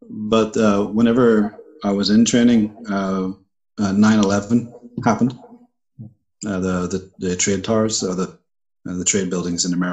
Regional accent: Ireland; also born or lived in Puerto Rico; So I'm an Irishman.

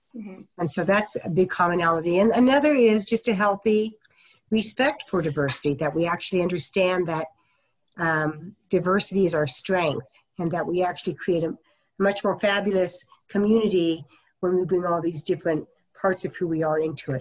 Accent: Topeka, Kansas, United States; moved away; also born or lived in Wheat Ridge, Colorado / Long Beach, California / Colorado Springs, Colorado; I was born in Wheat Ridge, Colorado, but moved to Topeka, Kansas when I was about two and a half. So I was raised in Topeka, Kansas.

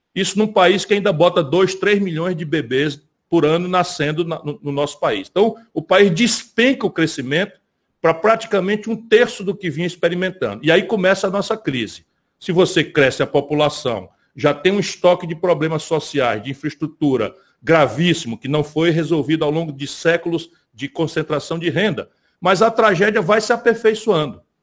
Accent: Ceará, Brazil; minha vida aqui no Ceará sabe que eu venho de lá, né? Eu venho do sertão

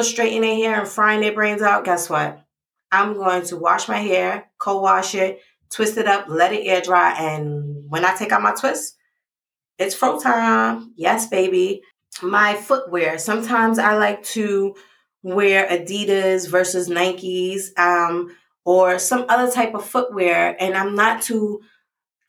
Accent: New York City, New York, United States; I grew up in the Bronx

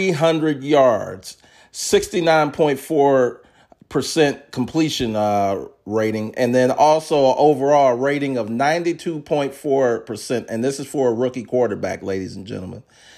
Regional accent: Maryland, United States; I grew up in Maryland

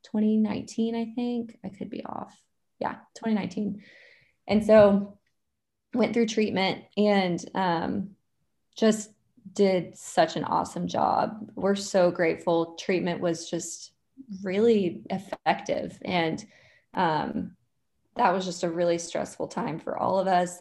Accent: Dallas, Texas, United States; I'm from Dallas

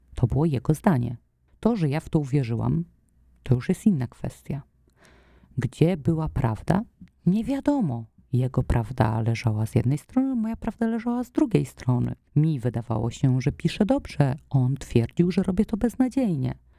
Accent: Poland; wychowywałam się w takim domu, w którym mm, były te papierosy obecne i w takim środowisku, no nie wiem, no Polska lat 90

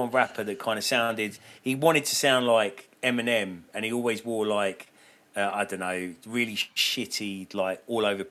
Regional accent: Watford, East of England, United Kingdom; I grew up in Watford in the 80s.

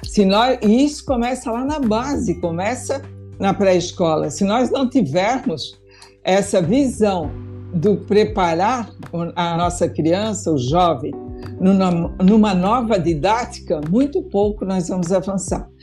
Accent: Indaial, Santa Catarina, Brazil; eu venho de uma região, né? eu sou do município de Indaial, né? Meu pai trabalhou a vida inteira numa indústria têxtil

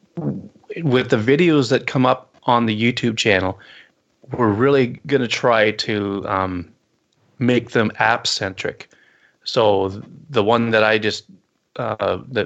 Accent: Owen Sound, Ontario, Canada; my hometown of Owen Sound

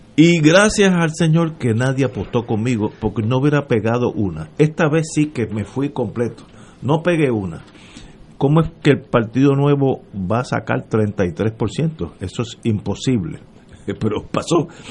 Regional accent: Puerto Rico; yo pido como puertorriqueño

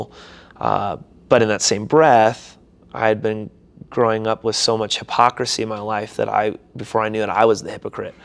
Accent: St. Cloud, Minnesota, United States; moved away; also born or lived in Seattle, Washington / Des Moines, Iowa / Hector, Minnesota; I was born in Seattle, Washington, but I actually grew up a majority of my life in St. Cloud, Minnesota

